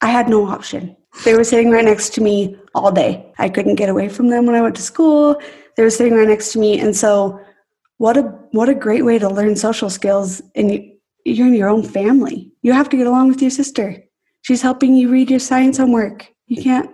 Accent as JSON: {"language": "English", "region": "Idaho", "country": "United States", "tie": "born or raised there", "said": "Growing up in Idaho"}